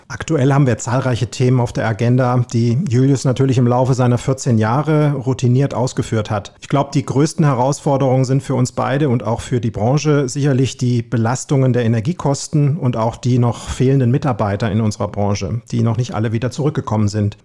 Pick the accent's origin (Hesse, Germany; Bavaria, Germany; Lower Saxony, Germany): Hesse, Germany; Kassel; Ich bin der aus dem Norden sozusagen, gefühlt aus Hessen Nord, Hessens Norden. Bin 55, gebürtiger Kasselaner